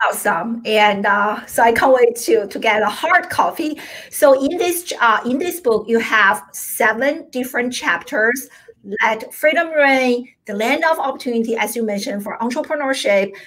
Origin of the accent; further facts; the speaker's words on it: China; now in United States; I grew up in China